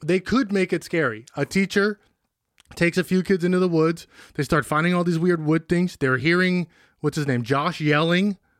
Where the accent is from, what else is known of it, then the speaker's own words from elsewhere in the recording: Benicia, California, United States; growing up in Benicia